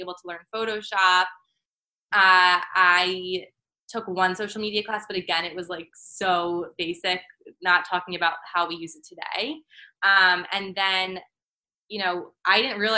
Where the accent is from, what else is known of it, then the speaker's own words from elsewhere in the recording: outside of Philadelphia, Pennsylvania, United States; moved away as an adult; also born or lived in Maryland; now in New York City, United States; I'm originally from Pennsylvania, from outside of Philly